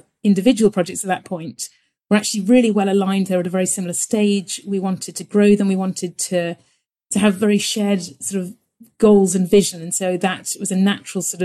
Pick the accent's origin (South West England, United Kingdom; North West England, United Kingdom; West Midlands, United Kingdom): South West England, United Kingdom; Devon; I grew up in Devon